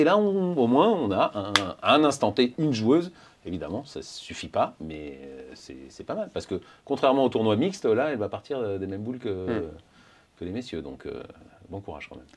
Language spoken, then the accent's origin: French; south-west France, France; je suis du Sud-Ouest